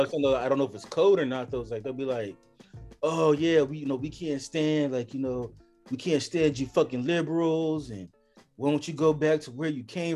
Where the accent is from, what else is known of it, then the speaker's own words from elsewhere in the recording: California, United States; I'm from California?